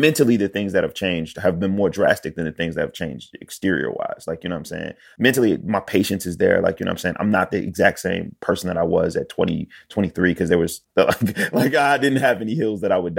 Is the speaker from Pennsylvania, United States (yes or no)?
yes; Philadelphia, Pennsylvania, United States; I'm from Philly.